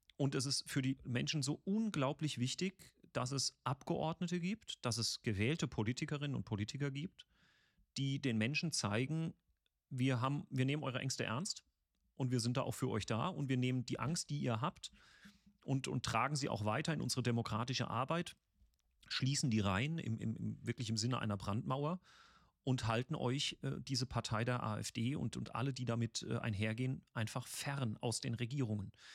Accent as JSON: {"language": "German", "town": "Mannheim", "region": "Baden-Württemberg", "country": "Germany", "tie": "born or raised there", "moved": "yes", "said": "wo ich herkomme, also Mannheimer Bub"}